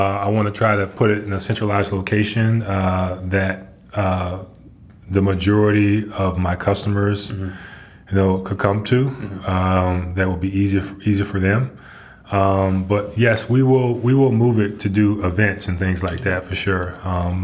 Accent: New Orleans, Louisiana, United States; moved away as an adult; now in Chattanooga, United States; Born and raised in New Orleans proper

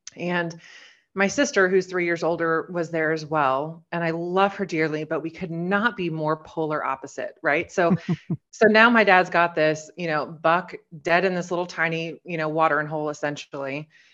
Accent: Oregon, United States; So I'm from Oregon, just a small town girl. I actually live four driveways down from where I grew up

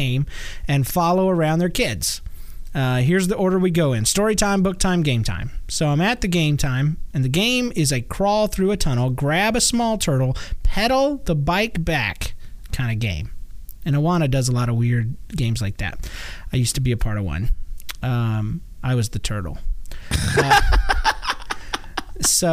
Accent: Georgia, United States; I'm from Georgia

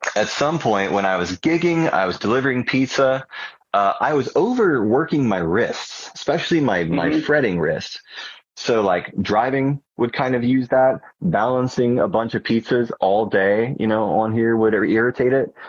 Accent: Charleston, South Carolina, United States; moved away as an adult; now in Columbia, United States; I came to Columbia from Charleston, which is my real hometown

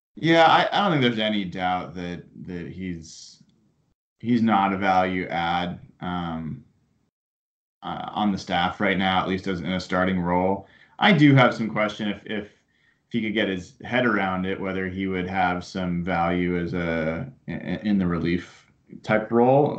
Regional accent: Portland, Oregon, United States; I grew up down in Portland

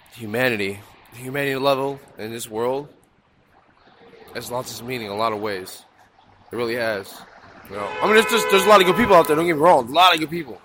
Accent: Aurora, Illinois, United States; moved away as an adult; now in Philadelphia, United States; I grew up in Illinois, though, Aurora, Illinois. I moved out here in two thousand eight

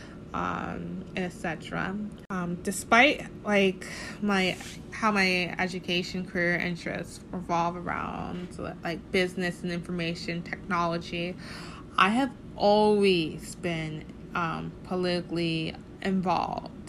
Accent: Tallahassee, Florida, United States; I'm from Tallahassee, Florida

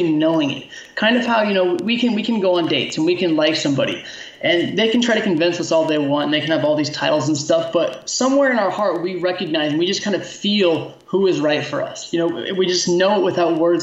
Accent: United States; being an American who was raised by a teacher

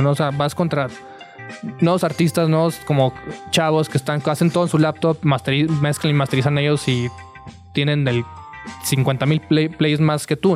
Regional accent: Tijuana, Baja California, Mexico; Perdón, soy de Tijuana, entonces todavía tengo problema de diferenciar entre satélite y Ciudad de México.

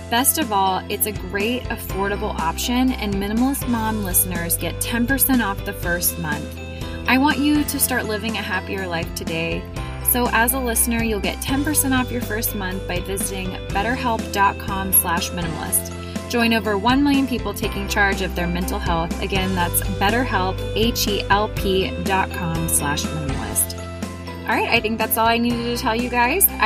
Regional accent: Columbus, Ohio, United States; We were just talking about how we're both from Columbus and just kind of, I've recently discovered that.

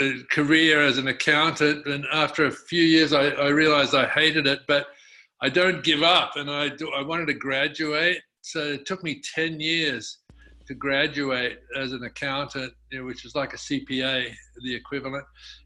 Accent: Australia; moved away as an adult; now in United States; I was in Australia, obviously, and I sort of went through school, mostly focusing on sports, but ended up becoming an accountant.

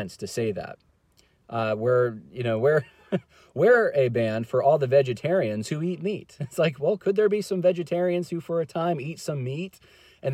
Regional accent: California, United States; moved away; originally, I'm actually from California

